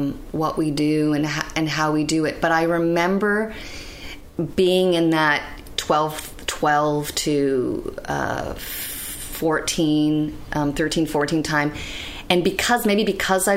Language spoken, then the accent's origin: English; Canada; born or raised there; also born or lived in Bratislava, Slovakia